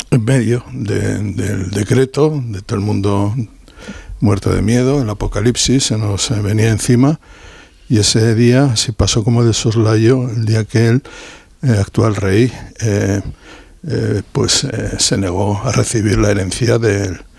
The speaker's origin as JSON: {"language": "Spanish", "town": "Barakaldo", "region": "Basque Country", "country": "Spain", "said": "de Baracaldo como a 10 kilómetros."}